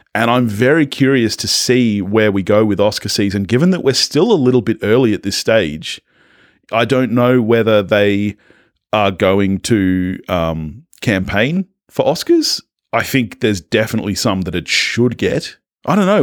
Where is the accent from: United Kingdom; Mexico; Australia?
Australia